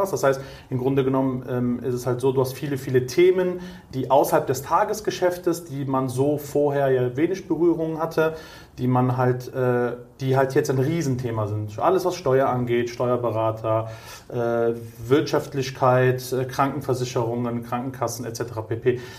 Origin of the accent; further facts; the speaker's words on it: Cologne, North Rhine-Westphalia, Germany; Ähm, ich bin gerade 37 geworden, komme aus Köln, ja. bin auch gebürtiger Kölner mit italienischen Wurzeln.